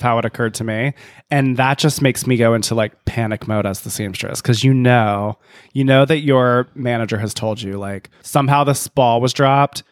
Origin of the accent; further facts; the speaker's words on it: Canada; I'm from Canada